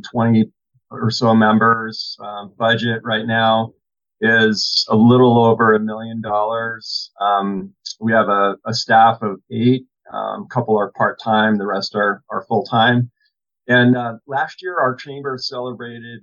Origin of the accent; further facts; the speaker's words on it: Massachusetts, United States; moved away as an adult; now in Southern California, United States; So I was born and raised in Massachusetts, and as of right now, I've lived almost exactly half my life, the first half of my life in Massachusetts